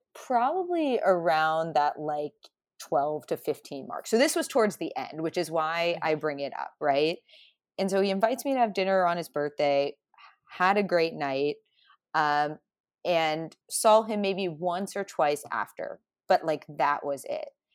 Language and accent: English; a Midwestern town, United States; I'm I'm not from New York, so more from like a Midwestern town.